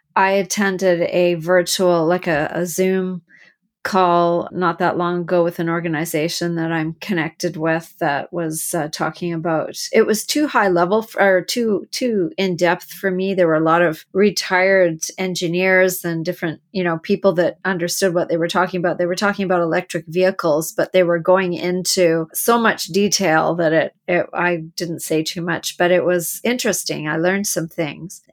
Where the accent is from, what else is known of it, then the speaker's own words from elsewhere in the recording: Canada; I'm from Canada